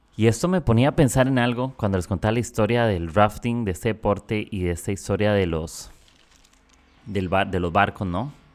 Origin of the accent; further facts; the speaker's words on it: Costa Rica; moved away as an adult; now in Peru; yo soy de Costa Rica y estoy viviendo acá en Perú